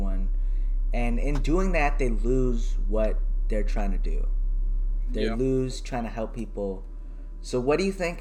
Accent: Canada; as a Canadian

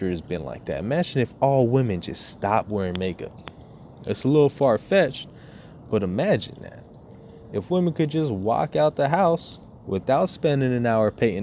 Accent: United States; as an American

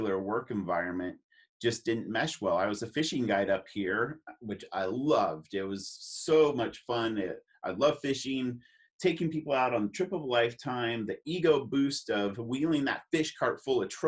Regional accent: California, United States; moved away as an adult; now in Alaska, United States; We're from California for the most part

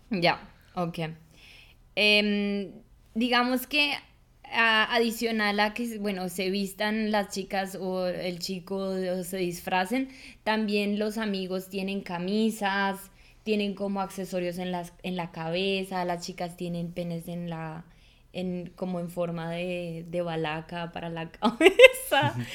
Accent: Colombia; now in Germany; una colombiana

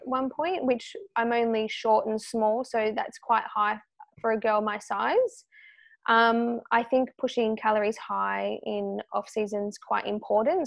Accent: Australia; as an Australian, uh, female

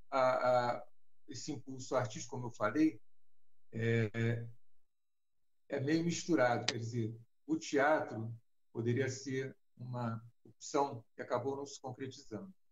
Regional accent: Rio de Janeiro, Brazil; do Rio de Janeiro do bairro de Botafogo, né? sou carioca, e meu trabalho é, praticamente sempre se deu no Rio de Janeiro

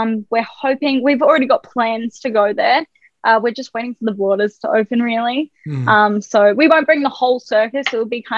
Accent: Australia; I was born in Australia

